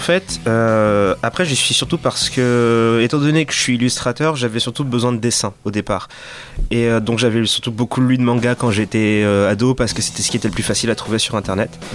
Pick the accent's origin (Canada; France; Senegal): Senegal; Dakar; j'ai grandi à Dakar